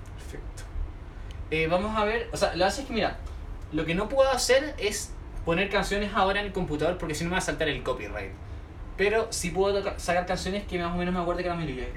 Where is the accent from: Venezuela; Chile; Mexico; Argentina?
Chile; Soy chileno, de aquí en Chile